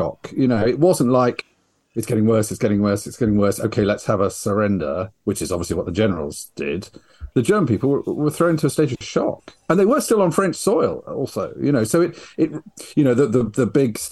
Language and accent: English; United Kingdom; I'm a British writer